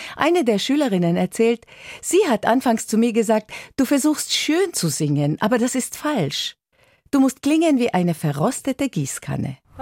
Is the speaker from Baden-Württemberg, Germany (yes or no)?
no; Dießen am Ammersee, Bavaria, Germany; bei uns in Diesen am Ammersee, bayerisches Voralpenland, 50 Kilometer von München